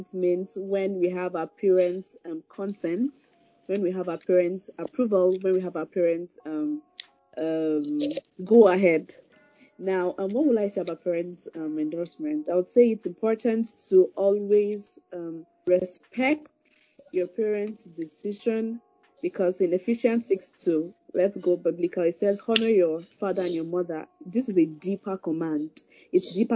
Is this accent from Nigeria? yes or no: yes; Igbo, South East Nigeria, Nigeria; I'm an Igbo lady, and from the east